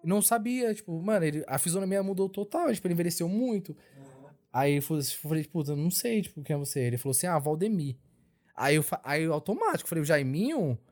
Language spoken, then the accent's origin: Portuguese; São Paulo, Brazil; also born or lived in Bahia; eu nasci na Bahia, nasci tipo numa cidadezinha da Bahia. E os meus pais já vieram para São Paulo, porque onde eu nasci não tinha escola